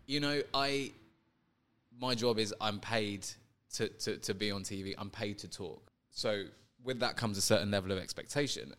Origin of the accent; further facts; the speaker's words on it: London, United Kingdom; I grew up in London